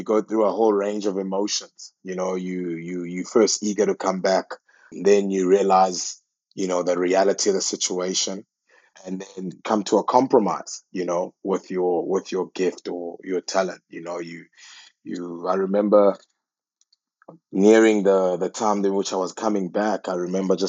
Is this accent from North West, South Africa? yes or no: no; Port Elizabeth, Eastern Cape, South Africa; I was born in KwaZakhele, in Port Elizabeth, Tabesa. It's a township just near Zwide and New Brighton